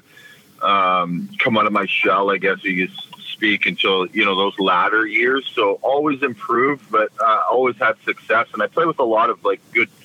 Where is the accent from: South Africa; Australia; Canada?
Canada; Victoria, British Columbia; I was from Victoria, so friends and family were there